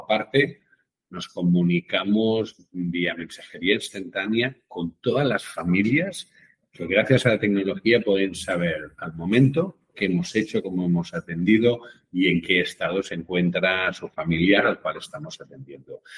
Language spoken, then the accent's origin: Spanish; Catalonia, Spain; como buen catalán